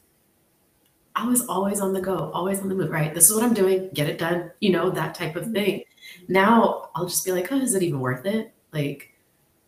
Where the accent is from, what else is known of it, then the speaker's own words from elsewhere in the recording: San Francisco, California, United States; moved away as an adult; also born or lived in Tigray; I was born and raised in the city. I'm so American